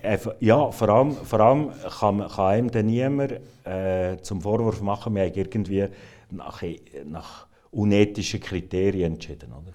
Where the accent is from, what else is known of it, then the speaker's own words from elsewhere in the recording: Switzerland; für uns ist, als Schweizer